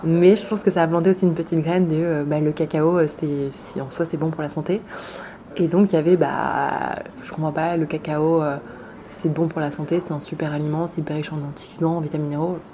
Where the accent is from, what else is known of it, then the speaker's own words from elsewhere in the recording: France; also born or lived in Paris / Compiègne; J'ai grandi en France, entre Paris et la forêt de Compiègne.